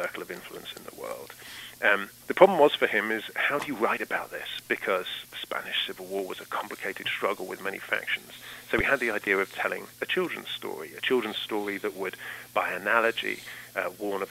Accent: London, United Kingdom; moved away as an adult; now in Massachusetts, United States; I'm from London in the United Kingdom. I moved to the United States in 2012 and have lived in Massachusetts ever since.

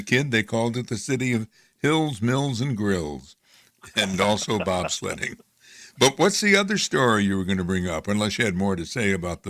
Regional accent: Amsterdam, New York, United States; As you may know, I'm from Amsterdam. I mainly write about Amsterdam, New York.

